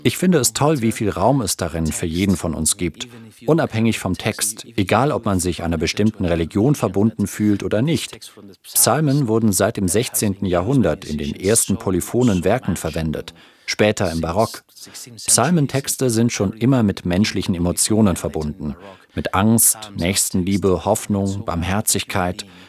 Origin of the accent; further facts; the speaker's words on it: Granada, Andalusia, Spain; moved away; in meiner Heimatstadt Granada